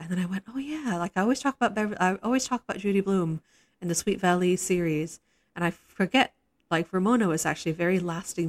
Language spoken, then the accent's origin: English; Singapore; when I was growing up in Singapore, and a lot of people from my generation speak very nostalgically about this